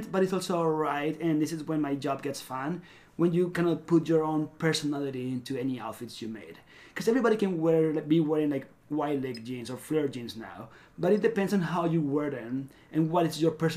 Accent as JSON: {"language": "English", "country": "Venezuela", "accent": "South American", "moved": "yes", "said": "I'm actually Venezuelan"}